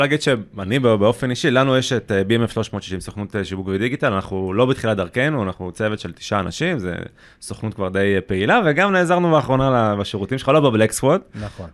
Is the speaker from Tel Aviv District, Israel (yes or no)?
no; Beersheba, Southern District, Israel; גם אני מבאר שבע